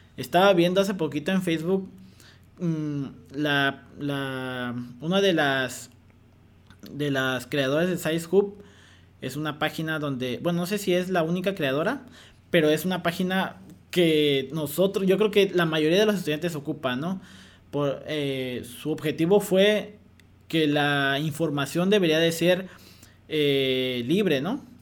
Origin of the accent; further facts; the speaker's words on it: Mexico; mexicanos tenemos un potencial enorme